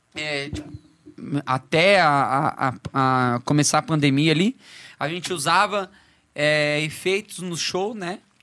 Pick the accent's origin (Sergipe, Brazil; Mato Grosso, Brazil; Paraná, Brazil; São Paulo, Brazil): Paraná, Brazil; Foz do Iguaçu; moved away as an adult; also born or lived in Curitiba; now in Florianópolis, Brazil; eu sou de Foz do Iguaçu, lá em Foz